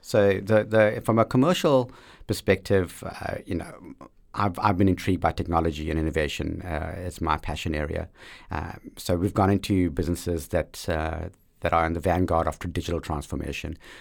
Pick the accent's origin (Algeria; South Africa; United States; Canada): South Africa; growing up in South Africa in that liberation struggle moment